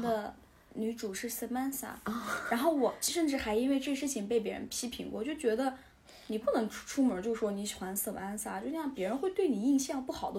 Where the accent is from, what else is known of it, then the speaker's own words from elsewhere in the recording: Southern Xinjiang, China; moved away; also born or lived in United States; 你咋不去南疆生活？ perfectly fit。 我我就有一种我们应该 switch 上，你应该去我我的家乡